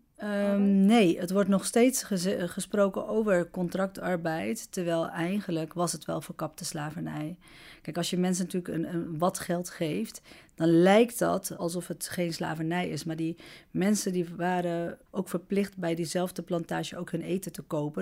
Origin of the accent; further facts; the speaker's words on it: Netherlands; also born or lived in Amsterdam; ik woon 41 jaar hier, ben hier oh, geboren